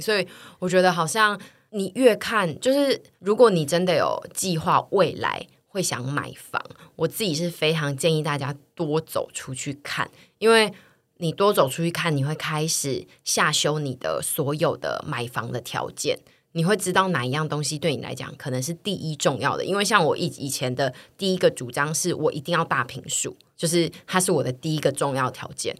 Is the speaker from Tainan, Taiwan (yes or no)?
yes; Tainan, Taiwan; moved away; 我是台南来的，所以我真的没有办法租小空间